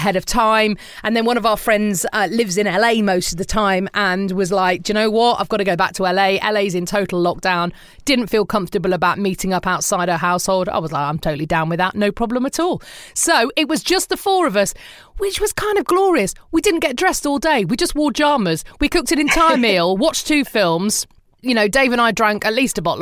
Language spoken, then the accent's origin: English; East Midlands, United Kingdom; now in United States; Mum and I would drive to Leicester or Peterborough, which was the nearest town to where I grew up in the Midlands